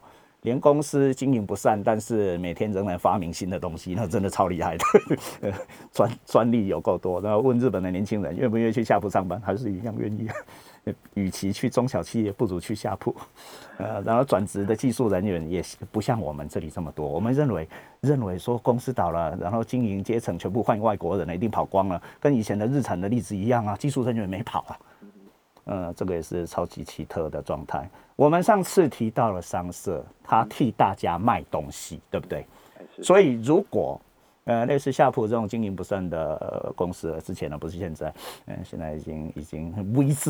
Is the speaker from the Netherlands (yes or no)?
no; Taiwan; 我们台湾人